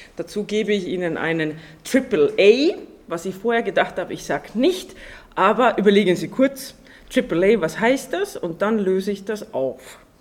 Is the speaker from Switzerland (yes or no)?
no; Estonia; now in Austria; ich komme ja ursprünglich aus Estland